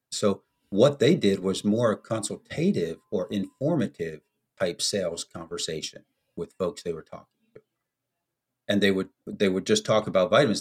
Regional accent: United States; moved away as an adult; also born or lived in Italy; as an American

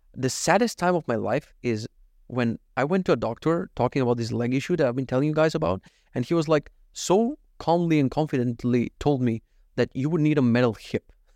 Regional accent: North Macedonia; English is a second language; moved away; I'm actually from Macedonia, but anytime I mispronounce something, it's so Russian

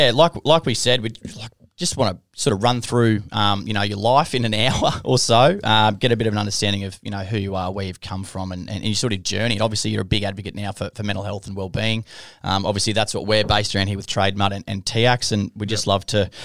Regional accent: Queensland, Australia; Dan's a New South Welshman. I'm a Queenslander.

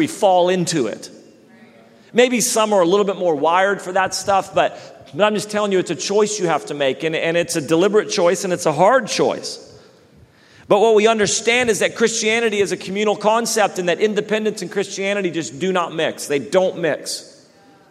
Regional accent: Redding, California, United States; when I grew up in Reading, we have lakes

